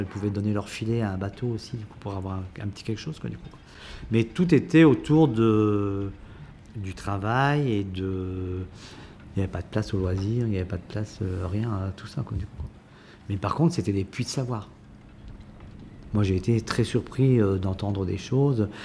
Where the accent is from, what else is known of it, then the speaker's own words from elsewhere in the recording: Douarnenez, Brittany, France; also born or lived in Quimper; quand on est né à Douarnenez et qu'on a ce langage, à un moment donné, moi j'étais euh, j'ai été lycéen à Douarnenez et après je suis parti à Quimper